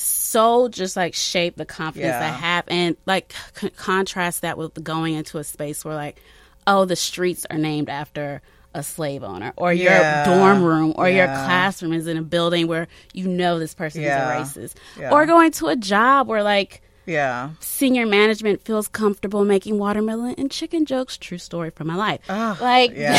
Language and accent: English; Prince George's County, Maryland, United States; I grew up in Prince George's County, along with Joy.